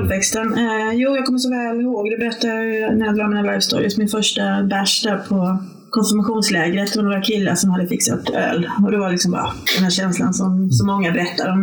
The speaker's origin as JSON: {"language": "Swedish", "town": "Varberg", "region": "Halland County", "country": "Sweden", "also_born_or_lived": "Lund", "moved": "as an adult", "said": "jag kom ju från Varberg ursprungligen, så flyttade jag ner till Lund"}